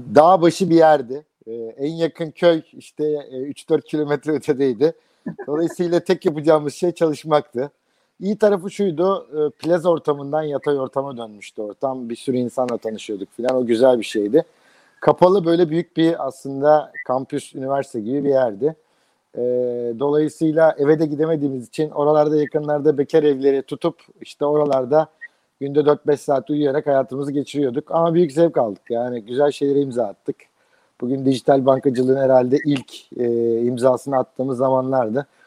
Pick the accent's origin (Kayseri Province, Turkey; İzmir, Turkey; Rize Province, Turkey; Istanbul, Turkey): İzmir, Turkey; Izmir, Turkey; moved away as an adult